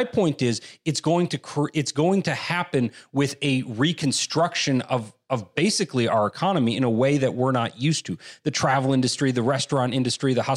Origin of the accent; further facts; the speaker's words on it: Wisconsin, United States; now in California, United States; I'm from Wisconsin.